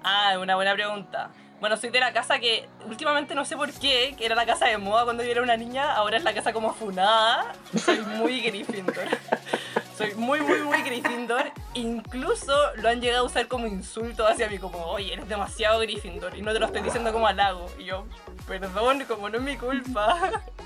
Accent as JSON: {"language": "Spanish", "town": "Santiago", "region": "Santiago Metropolitan Region", "country": "Chile", "tie": "born or raised there", "said": "desde Santiago, como ya me presentaron, he vivido acá toda mi vida, así que soy muy santiaguina"}